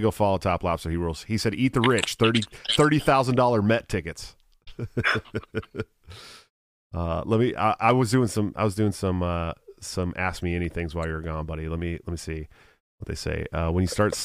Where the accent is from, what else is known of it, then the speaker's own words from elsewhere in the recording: Oakland, California, United States; I grew up in Oakland